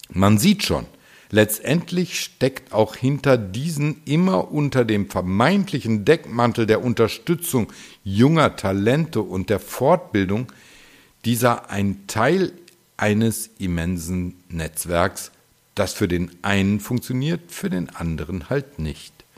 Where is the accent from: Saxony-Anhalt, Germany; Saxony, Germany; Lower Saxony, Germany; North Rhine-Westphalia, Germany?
North Rhine-Westphalia, Germany; Düsseldorf; in meiner Heimatstadt Düsseldorf